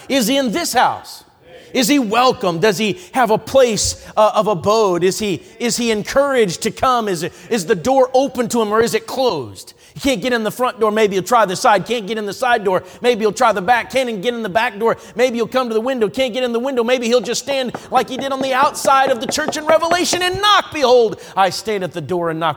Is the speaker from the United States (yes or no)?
yes; Coon Rapids, Minnesota, United States; Coon Rapids, Minnesota is where I grew up